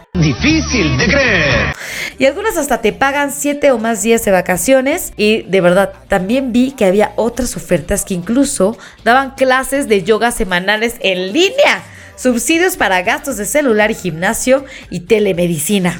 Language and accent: Spanish; Mexico; uno como mexicano